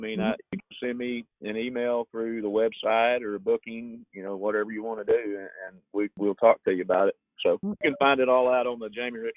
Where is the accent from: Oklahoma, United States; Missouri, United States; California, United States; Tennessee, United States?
Oklahoma, United States; Shawnee; also born or lived in Texas; I did a show with … last year in January in my hometown, and I had about 30 of my close Texas friends come up to my house in Shawnee